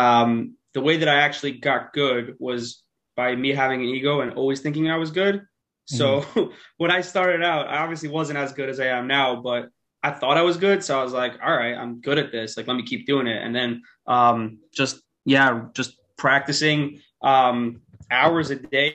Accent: New York City, New York, United States; I'm from Queens, New York. Grew up there, still live there

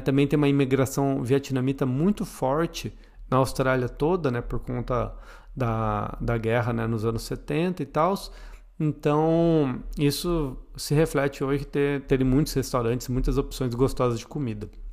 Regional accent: Botucatu, São Paulo, Brazil; moved away; eu vim de Botucatu

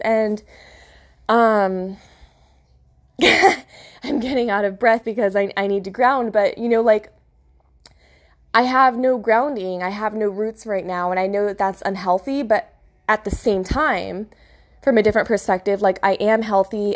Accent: California, United States; moved away as an adult; also born or lived in Florida; I'm from Cali

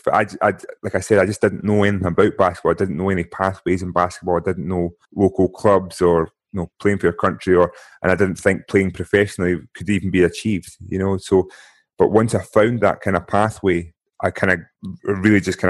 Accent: Scotland, United Kingdom; growing up in Scotland

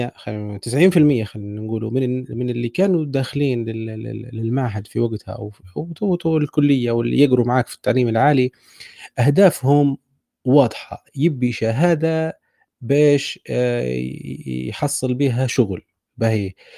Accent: Libya; احنا نديروها كليبيين

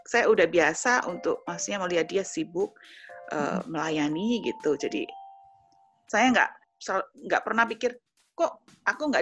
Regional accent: Jember, East Java, Indonesia; moved away as an adult; also born or lived in Surabaya; Nah, habis itu kan kita uh, pindah ke Surabaya, kan kita dari kota Jember, kita kuliah, kita ke Surabaya gitu.

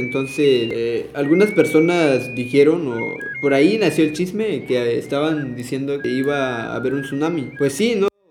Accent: San Mateo del Mar, Oaxaca, Mexico; soy de la colonia Juárez, una colonia del municipio de San Mateo del Mar

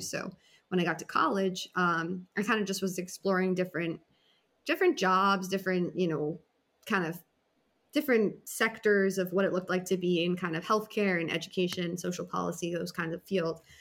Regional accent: Massachusetts, United States; moved away as an adult; also born or lived in Hawaii; I grew up in Massachusetts.

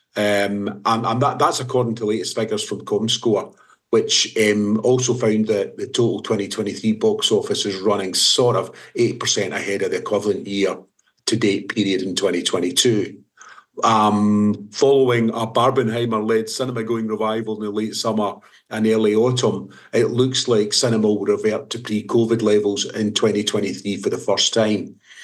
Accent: Scotland, United Kingdom; being Scottish

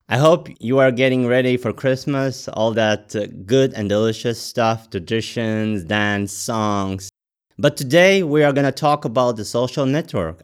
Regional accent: Latvia; I'm from Latvia

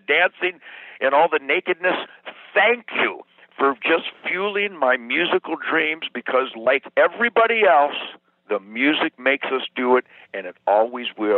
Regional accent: Michigan, United States; now in Texas, United States; freedom-infested Michigan swampland heart and Texas resident heart

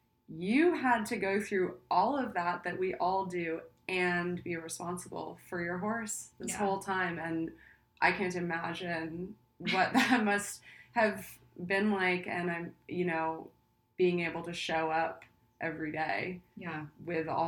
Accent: Long Island, New York, United States; now in Los Angeles, United States; I grew up on Long Island as a kid, I had a horse on my property

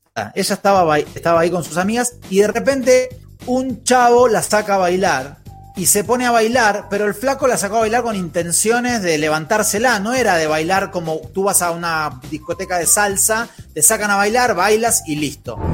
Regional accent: Argentina; moved away; cómo somos los argentinos

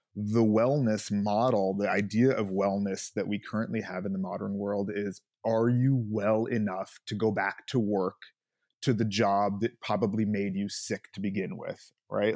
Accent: Los Angeles, California, United States; I, uh, grew up here in L A.

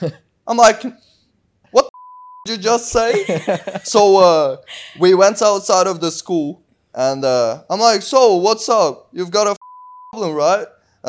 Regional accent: Uzbekistan; moved away; One day I was going out from school in Uzbekistan

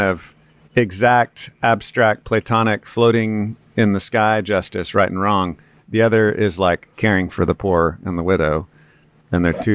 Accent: Texas, United States; I'm a Texan and I'm white

